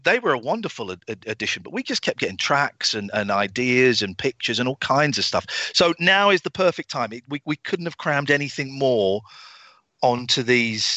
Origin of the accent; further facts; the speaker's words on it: England, United Kingdom; I'm English. I'm British.